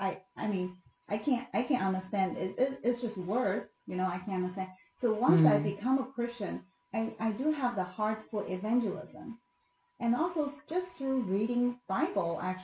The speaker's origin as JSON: {"language": "English", "country": "China", "tie": "born or raised there", "also_born_or_lived": "United States", "moved": "as an adult", "said": "I grew up in China and then I become a believer"}